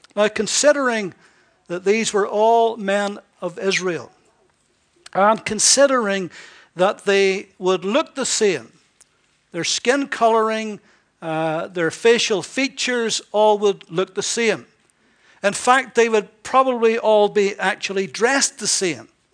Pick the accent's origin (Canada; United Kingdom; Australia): United Kingdom; Ballyclare, Northern Ireland; I was from Northern Ireland, he knew the very town I was from.